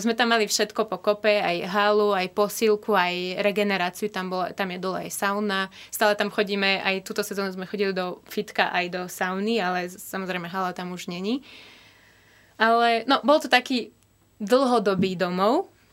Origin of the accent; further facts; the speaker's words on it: Kyiv Oblast, Ukraine; Slovak is a second language; moved away as an adult; now in Slovakia; ja som z Kieva, ale nie úplne, že priamo a ja bývam, že jeden kilometr od Kieva je to také malé mestečko